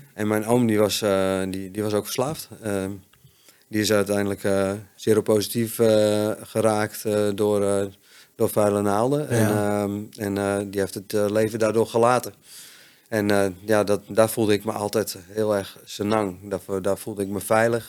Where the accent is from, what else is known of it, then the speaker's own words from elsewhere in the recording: Friesland, Netherlands; also born or lived in Hoogeveen; ik ben opgegroeid in Friesland